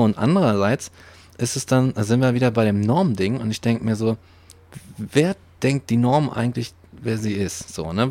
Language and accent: German; West Germany, Germany; Ich komme aus dem Westen